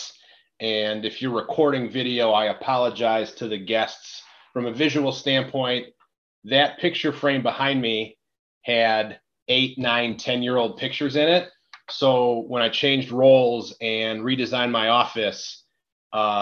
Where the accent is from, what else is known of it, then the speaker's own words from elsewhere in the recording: Detroit, Michigan, United States; moved away as an adult; also born or lived in East Lansing, Michigan / Columbus, Ohio / Cincinnati, Ohio / Indianapolis, Indiana; now in Lafayette, United States; born and raised in the Detroit area